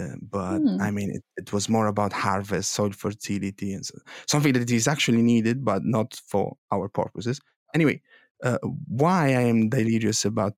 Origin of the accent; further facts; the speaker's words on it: Apulia, Italy; first language Italian; English is a second language; moved away; I'm not British. I'm Italian.